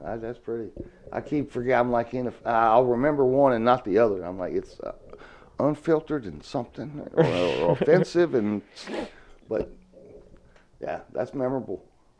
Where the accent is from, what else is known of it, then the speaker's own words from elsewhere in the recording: the South, United States; accent: southern; I mean, me with my southern accent I used to have before I joined the Navy, I'd have to watch his mouth to understand what the hell he was saying.